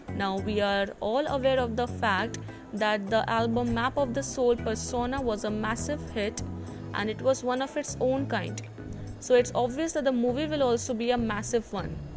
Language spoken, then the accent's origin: English; India; I'm from India.